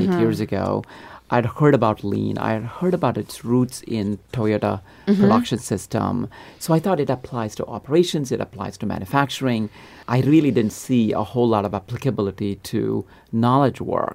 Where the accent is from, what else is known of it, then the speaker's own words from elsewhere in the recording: India; moved away as an adult; now in United States; I grew up in India. In a small town